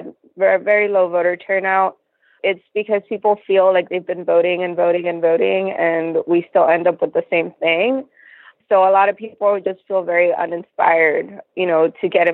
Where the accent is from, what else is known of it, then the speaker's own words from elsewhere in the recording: Laredo, Texas, United States; I was born and raised here in Laredo, Texas